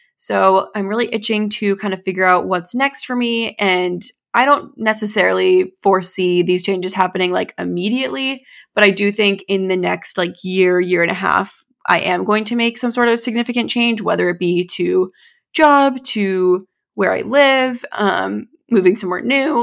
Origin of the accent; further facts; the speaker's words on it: New Hampshire, United States; I was born and raised here in New England